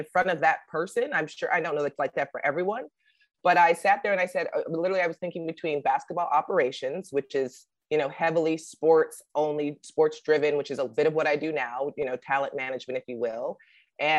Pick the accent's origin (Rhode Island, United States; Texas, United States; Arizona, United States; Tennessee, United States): Arizona, United States; Tempe; I'm from Tempe, Arizona. So it's very, very hot